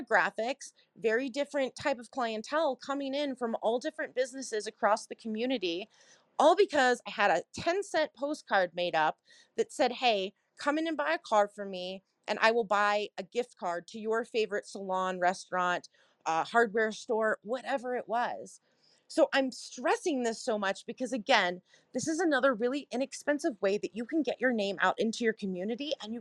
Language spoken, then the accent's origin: English; Cincinnati, Ohio, United States; also born or lived in Chicago / South Carolina; now in Colorado, United States; I'm originally from Cincinnati, Ohio, spent some time in Chicago and South Carolina as well